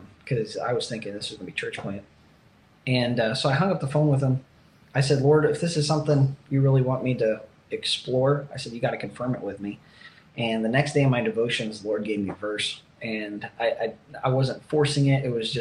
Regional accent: Ohio, United States; moved away as an adult; now in Tampa, United States; growing up in Ohio

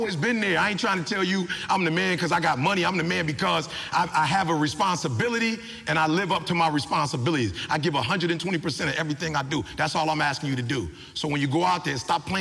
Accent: Detroit, Michigan, United States; I'm from the D. My people worked at Ford, GM, and Chrysler

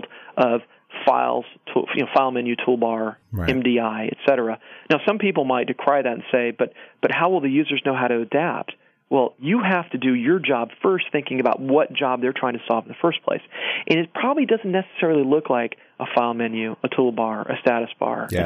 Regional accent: Georgia, United States; moved away; I was born in Georgia

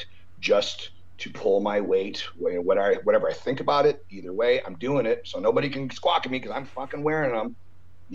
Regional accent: Canada; now in United States; as a Canadian with a proper green card to live in the States, where I love it here

